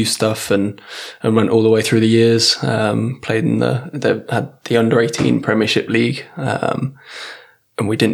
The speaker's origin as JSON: {"language": "English", "town": "Warwick", "region": "West Midlands", "country": "United Kingdom", "tie": "born or raised there", "moved": "yes", "said": "I'm from originally from Warwick in England."}